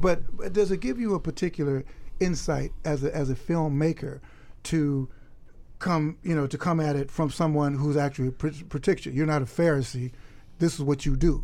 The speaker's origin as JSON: {"language": "English", "town": "Chicago", "region": "Illinois", "country": "United States", "tie": "born or raised there", "moved": "yes", "lives_now": "Harlem, New York, United States", "said": "I grew up in Chicago, live in Harlem"}